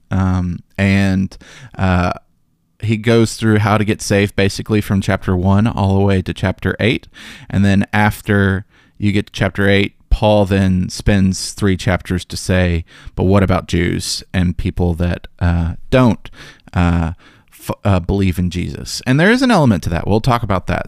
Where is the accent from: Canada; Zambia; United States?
United States; Memphis, Tennessee; growing up in Memphis